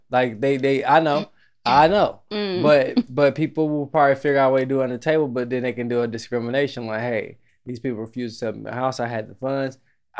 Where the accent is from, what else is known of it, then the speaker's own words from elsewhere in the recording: Jamaica; I'm Jamaican.